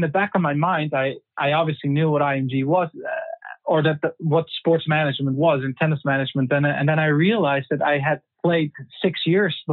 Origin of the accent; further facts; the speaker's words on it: Netherlands; also born or lived in Germany; born and raised in the Netherlands, grew up there. I lived in Germany for 4 years when I was 7 years old because of my dad's job.